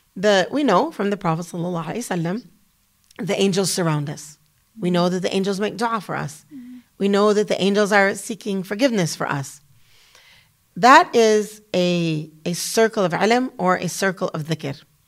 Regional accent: United States; moved away as an adult; also born or lived in Damascus, Syria / Kuwait / Malaysia; as an American woman

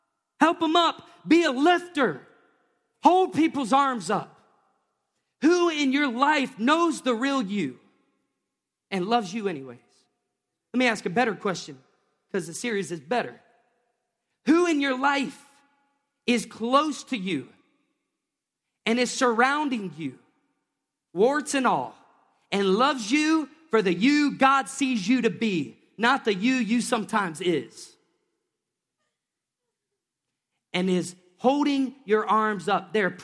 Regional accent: the South, United States; I grew up watching Christians, just be honest, I grew up in the Bible Belt.

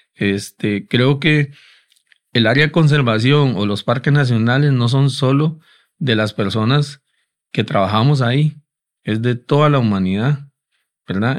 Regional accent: Costa Rica; Es devastador para nosotros, ¿verdad? Como costarricenses

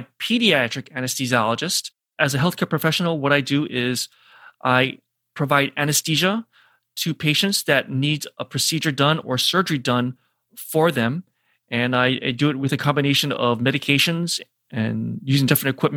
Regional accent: Hawaii, United States; moved away as an adult; also born or lived in St. Louis / Denver / New York; my background is born and raised in Hawaii.

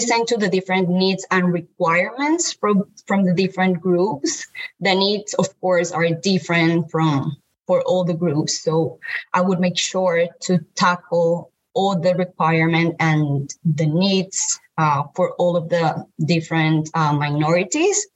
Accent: Colombia; moved away as an adult; now in United States; I am from Colombia. I'm a female. I'm a Latina.

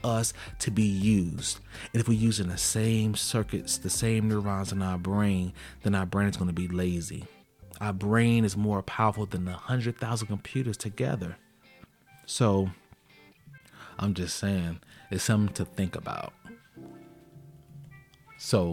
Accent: Chicago, Illinois, United States; I'm from Chicago, and when I was young, when I was in high school, I went to high school on the south side of Chicago

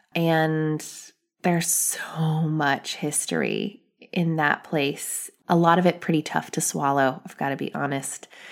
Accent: United States; I'm an American, but I have ethnicity

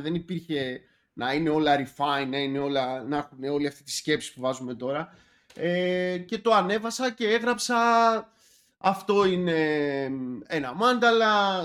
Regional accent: Athens, Attica, Greece; also born or lived in Sparta; τα παιδικά μου χρόνια ήταν στην Αθήνα, ανάμεσα Αθήνα και Σπάρτη, που από Σπάρτη είναι ε, η οικογένειά μου

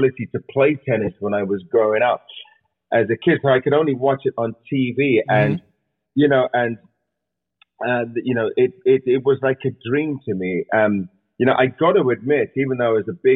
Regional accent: England, United Kingdom; I grew up watching that in England

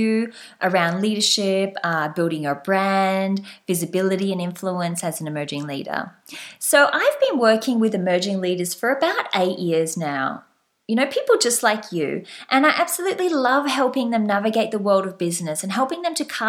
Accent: Australia; also born or lived in France; I'm Australian. You might have guessed from my slight accent. And right now, I am based back in Australia.

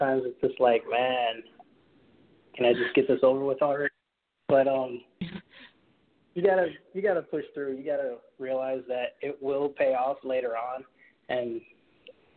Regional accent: Naples, Florida, United States; moved away as an adult; also born or lived in Port-au-Prince, Haiti; Originally from Naples, Florida.

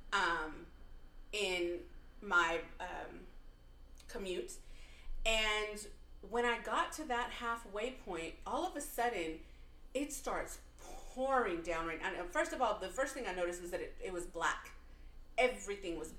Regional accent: Texas, United States; growing up in Texas

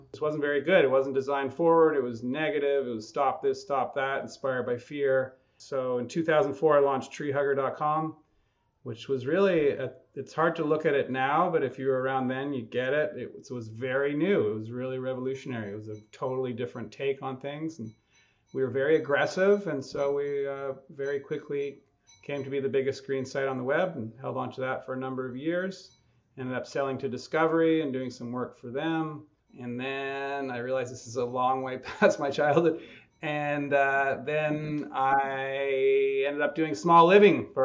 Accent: Quebec, Canada; moved away as an adult; also born or lived in Germany; now in United States; I'm an undercover Canadian, I guess now officially American. Been down here about half my life, but I grew up in the country about an hour from Montreal in Quebec.

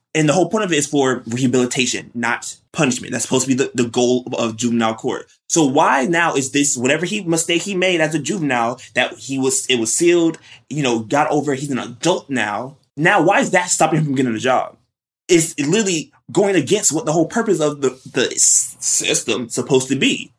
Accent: West Palm Beach, Florida, United States; moved away; I'm originally from West Palm Beach, Florida, South Florida

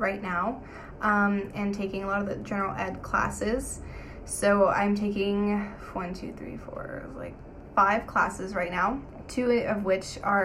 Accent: Los Angeles, California, United States; Grew up in Los Feliz

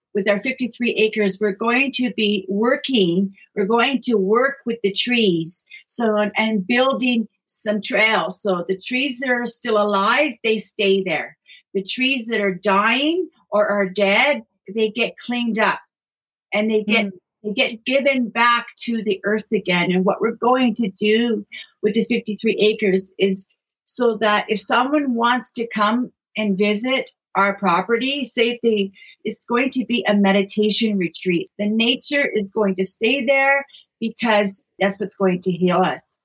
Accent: Thunder Bay, Ontario, Canada; moved away as an adult; also born or lived in British Columbia; now in Queens County, Nova Scotia, Canada; I'm actually originally from Thunder Bay, Ontario. That's where I was born and raised. I lived there until I was about 37 years old

